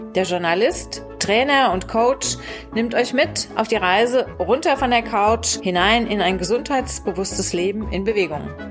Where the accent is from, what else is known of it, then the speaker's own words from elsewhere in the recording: Bad Orb, Hesse, Germany; meine Heimatstadt für Bad Orb